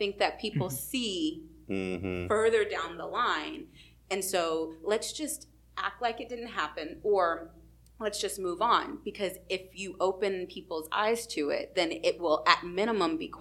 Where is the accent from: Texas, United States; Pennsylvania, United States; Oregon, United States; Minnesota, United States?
Texas, United States; I would say Texas